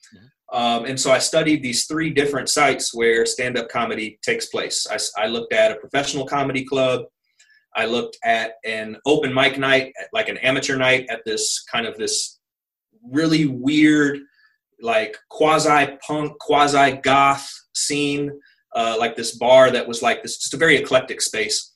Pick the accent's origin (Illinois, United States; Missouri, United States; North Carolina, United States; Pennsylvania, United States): Missouri, United States; Kansas City; moved away; I'm from Kansas City, Missouri, which is um, you know a, a, medium to large city